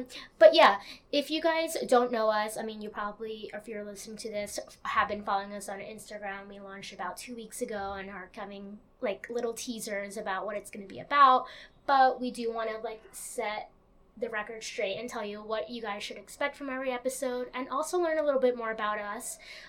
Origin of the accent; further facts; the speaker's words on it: Long Island, New York, United States; moved away as an adult; now in Brooklyn, United States; I'm a first generation Latina. I like to say that because a lot of people listening are probably the same. And I was born and I grew up on Long Island, but I recently moved to Brooklyn. Yay! So I work full-time in Manhattan.